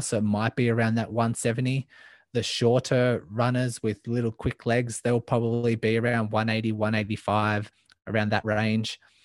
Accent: Melbourne, Victoria, Australia; I am from Melbourne, Australia, born and raised

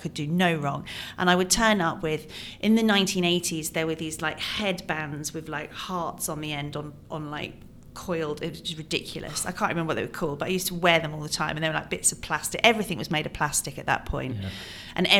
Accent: England, United Kingdom; also born or lived in Ireland; I grew up in England and Ireland. I moved around a lot, went to 15 schools.

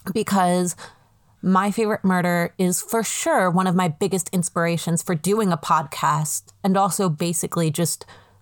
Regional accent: Bucks County, outside Philadelphia, Pennsylvania, United States; I grew up in a place that I absolutely loved, right outside of Philadelphia.

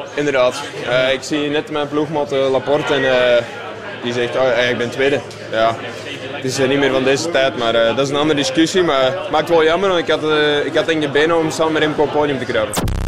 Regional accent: Belgium; Als Belg

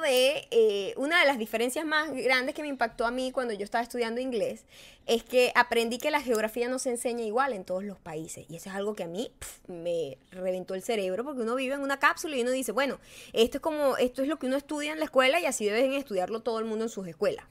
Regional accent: Punto Fijo, Falcón, Venezuela; now in United States; desde que yo nací, soy venezolana, soy de punto fijo, soy de banco obrero

